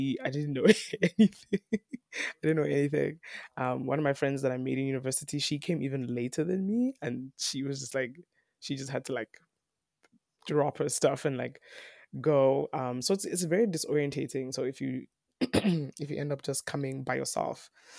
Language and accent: English; South Africa; I'm Nigerian, I'm Yoruba, mm-hmm. but I was born and raised in South Africa.